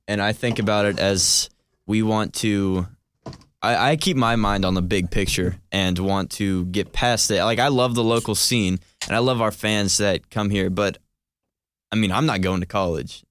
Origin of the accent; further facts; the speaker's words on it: Cumming, Georgia, United States; I'm from Cumming, Georgia